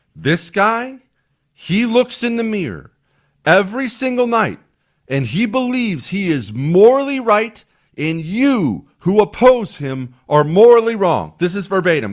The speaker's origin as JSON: {"language": "English", "region": "Montana", "country": "United States", "tie": "born or raised there", "moved": "yes", "lives_now": "Texas, United States", "said": "I grew up in Montana."}